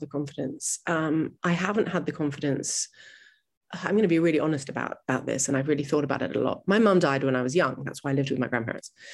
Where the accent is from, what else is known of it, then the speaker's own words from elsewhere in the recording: New York City, New York, United States; I grew up in New York City